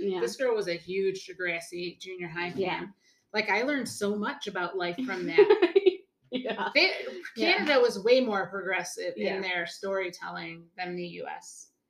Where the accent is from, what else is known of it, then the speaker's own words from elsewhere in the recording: Willoughby, Ohio, United States; my hometown, Willow, Ohio